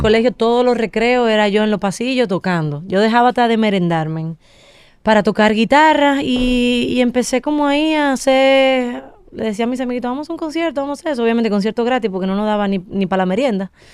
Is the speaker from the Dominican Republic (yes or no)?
yes; Dominican Republic; Yo soy la única dominicana